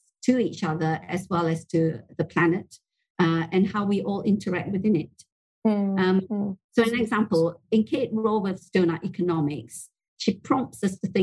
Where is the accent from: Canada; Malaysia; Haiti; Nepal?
Malaysia; growing up in Malaysia